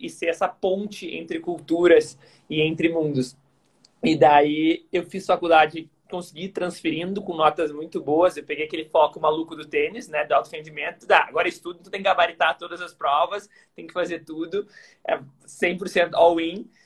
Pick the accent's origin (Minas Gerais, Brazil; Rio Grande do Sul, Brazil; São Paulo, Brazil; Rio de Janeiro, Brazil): Rio Grande do Sul, Brazil; Porto Alegre; sou de Porto Alegre